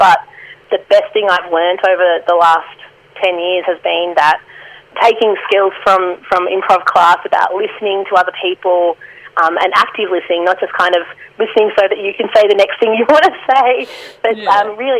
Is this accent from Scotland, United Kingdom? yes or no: yes; Scotland, United Kingdom; accent: Scottish; I love my Scottish accent, but, no, impressions are still a bit of a danger zone for me.